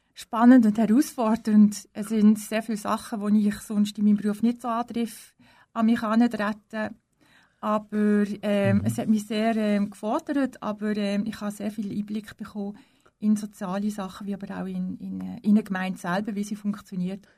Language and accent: German; Liestal, Basel-Landschaft, Switzerland; Also ich bin geboren in Baselbiet, in Liestel und bin eigentlich auch in Baselbiet aufgewachsen